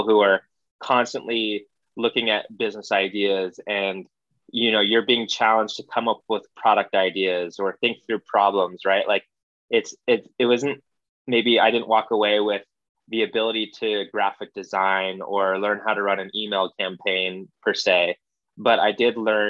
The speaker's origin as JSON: {"language": "English", "region": "Arizona", "country": "United States", "tie": "born or raised there", "also_born_or_lived": "Hawaii", "moved": "yes", "said": "Growing up in Arizona"}